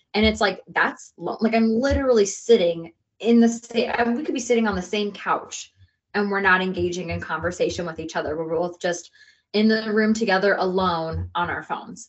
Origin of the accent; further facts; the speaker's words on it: United States; I'm American.